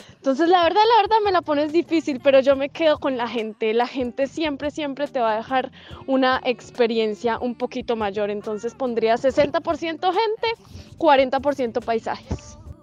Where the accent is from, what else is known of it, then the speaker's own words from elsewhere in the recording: Colombia; moved away as an adult; soy una viajera colombiana